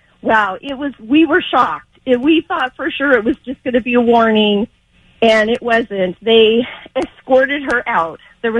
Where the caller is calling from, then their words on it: Ontario, California, United States; I'm calling from Ontario.